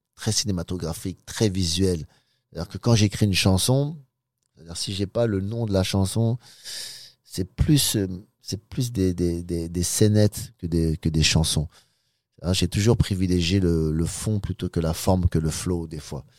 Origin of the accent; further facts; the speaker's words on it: Sarcelles, Île-de-France, France; also born or lived in Pigalle, Paris / Los Angeles; je viens de Sarcelles, et j'ai l'habitude des, cités, des gangs